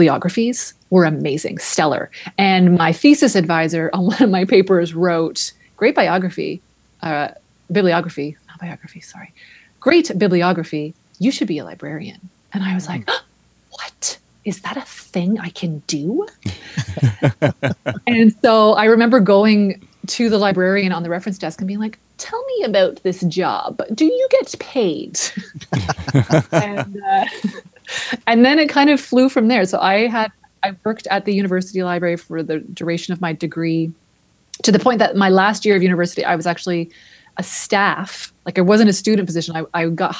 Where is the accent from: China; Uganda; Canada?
Canada; Grimsby, Ontario; now in Toronto, Canada; My first memory of a library was my hometown, which was Grimsby, Ontario